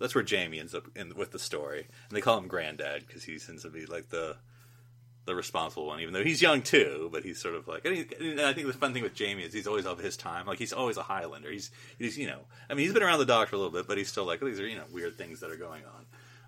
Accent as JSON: {"language": "English", "country": "United States", "said": "as an American"}